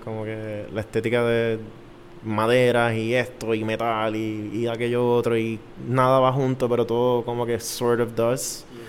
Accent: San Juan, Puerto Rico; yo soy de San Juan

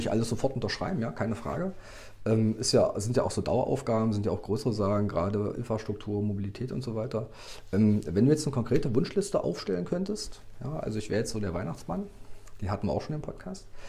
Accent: Magdeburg, Saxony-Anhalt, Germany; bin auch Magdeburger

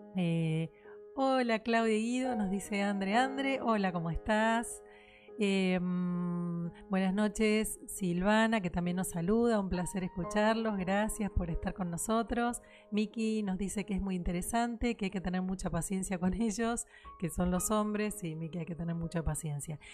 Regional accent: Argentina; lo que somos en Argentina, de lo que es la idiosincrasia acá

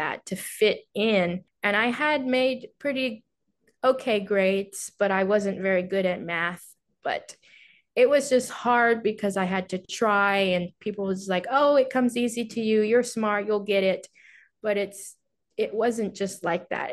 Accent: Houston, Texas, United States; also born or lived in Wuhu, China; growing up in Houston, Texas, a pretty diverse place

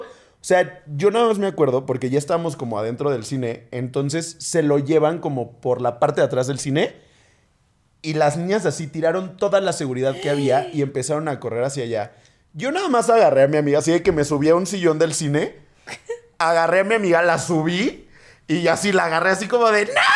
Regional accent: Mexico; crecimos en México

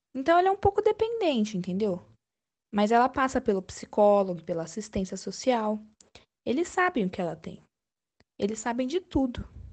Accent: Paraguaçu, Minas Gerais, Brazil; also born or lived in Eloi Mendes / Poços de Caldas / Campinas; now in Hortolândia, Brazil; Eu nasci em outubro de 54, em Eloy Mendes, Minas Gerais. Mas eu acho que uns 12 anos eu morei em Paraguaçu, que fica em Minas também

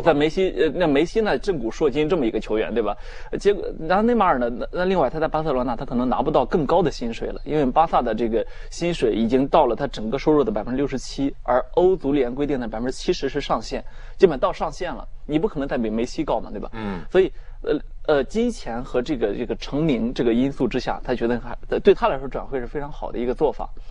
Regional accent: China; 我们中国人民

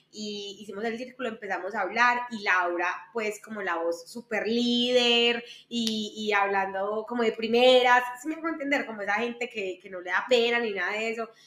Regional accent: Medellín, Antioquia, Colombia; soy de Medellín, nací en Medellín

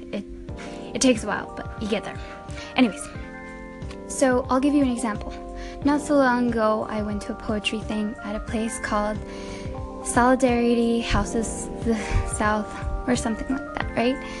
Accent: Mexico; moved away; I'm from Mexico

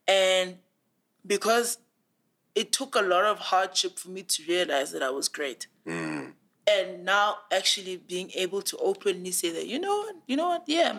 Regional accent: Tongaat, KwaZulu-Natal, South Africa; Exactly, because I'm from Tongat. Like, about 15, 20 minutes walk to the Hewlett factory. I'm from a factory town. I might have had access to, like, very good education, but essentially that's where I'm from.

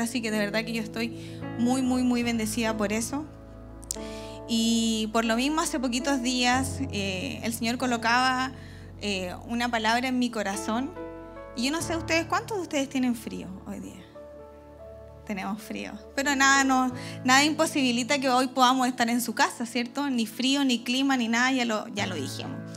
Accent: Chile; Aquí decimos como buen chileno

